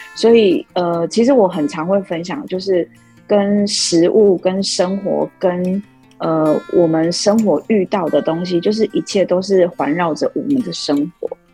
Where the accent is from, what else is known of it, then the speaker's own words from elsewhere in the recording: Lukang, Changhua County, Taiwan; also born or lived in Tainan; 我从小就是在鹿港长大，然后，呃，读书，呃，到大学的时候才有到台南那边读书